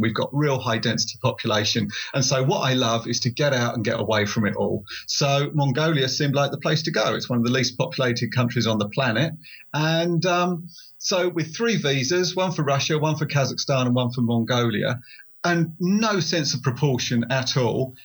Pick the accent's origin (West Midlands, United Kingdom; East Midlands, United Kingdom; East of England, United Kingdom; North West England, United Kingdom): East of England, United Kingdom; Essex; I write uh, motorcycle overland books, and I'm from Essex in England.